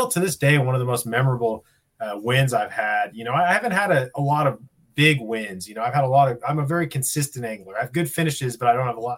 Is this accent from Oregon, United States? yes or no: yes; Jacksonville, Oregon, United States; I grew up in Jacksonville, Oregon, which is real close to Medford. It's very Southern Oregon. So a real dry climate.